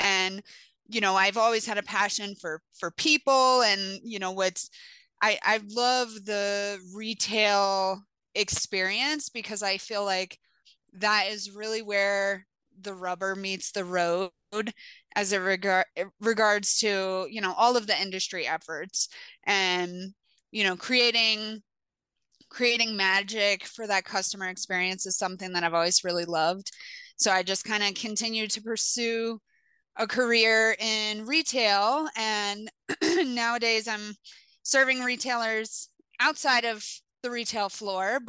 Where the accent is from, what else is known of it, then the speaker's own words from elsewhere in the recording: Louisiana, United States; moved away as an adult; now in Colorado, United States; I came from Louisiana originally, and I moved to Colorado